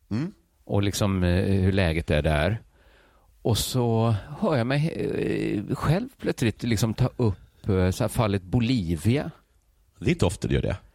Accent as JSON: {"language": "Swedish", "town": "Gothenburg", "region": "Västra Götaland", "country": "Sweden", "accent": "Gothenburg Swedish (göteborgska)", "said": "jag talar göteborgska."}